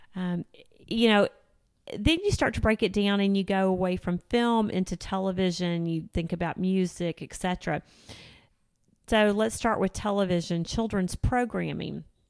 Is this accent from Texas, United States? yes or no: yes; Houston, Texas, United States; moved away as an adult; now in Northwest Arkansas, United States; I was born and raised in Houston, Texas